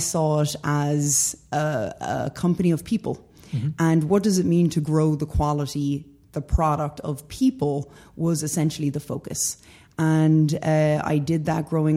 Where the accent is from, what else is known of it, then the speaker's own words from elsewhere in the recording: west of Ireland, Ireland; moved away as an adult; now in United States; I'm originally from Ireland. Grew up in a small little town in the west of Ireland.